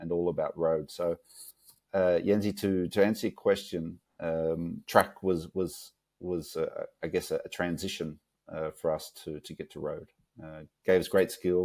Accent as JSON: {"language": "English", "country": "Australia", "tie": "born or raised there", "moved": "as an adult", "said": "growing up in Australia"}